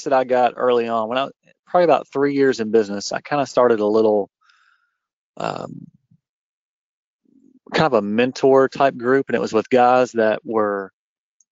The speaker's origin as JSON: {"language": "English", "area": "Paintsville, Lexington", "region": "Eastern Kentucky", "country": "United States", "tie": "born or raised there", "said": "I grew up in Eastern Kentucky in Paintsville until I was in about the fifth grade, and then we moved. So I've been in the Lexington area since I was a freshman in high school."}